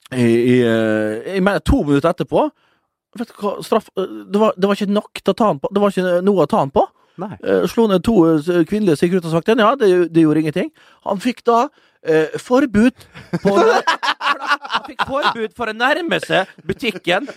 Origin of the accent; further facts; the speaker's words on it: Vestnes, Møre og Romsdal, Norway; moved away; på gutterommet hjemme på Vestnes.